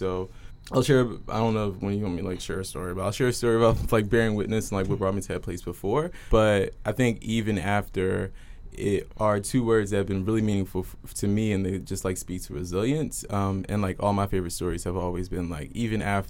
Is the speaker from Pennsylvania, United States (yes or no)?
yes; Philadelphia, Pennsylvania, United States; now in Seattle, United States; My parents are from Haiti. I'm from North Philly.